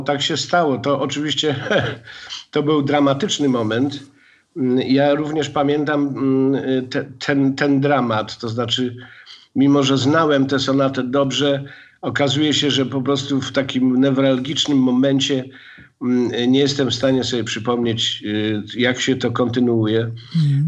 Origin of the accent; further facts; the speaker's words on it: Gliwice, Silesian Voivodeship, Poland; ja jestem z Gliwic. E, e, I wychowałem się w zupełnie innej tradycji